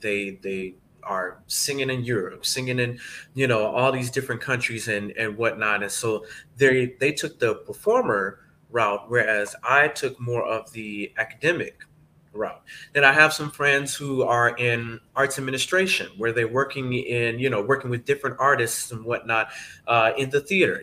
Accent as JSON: {"language": "English", "town": "Atlanta", "region": "Georgia", "country": "United States", "tie": "born or raised there", "also_born_or_lived": "Indiana", "moved": "as an adult", "lives_now": "New Jersey, United States", "said": "I'm originally from Atlanta, Georgia. Uh, that's where I grew up."}